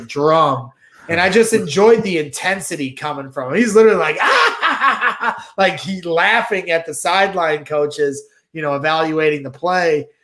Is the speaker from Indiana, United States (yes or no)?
yes; Crown Point, Indiana, United States; now in St. John, United States; I'm from, I grew up in Crown Point. I live in Saint John